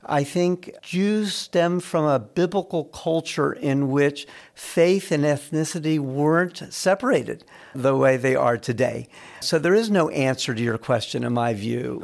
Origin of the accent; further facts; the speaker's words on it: Raleigh, North Carolina, United States; I grew up in Raleigh